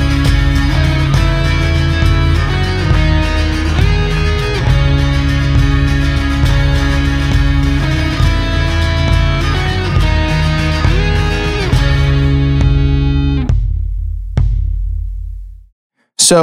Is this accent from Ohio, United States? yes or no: no; Long Island, New York, United States; We're five guys from Long Island who play D&D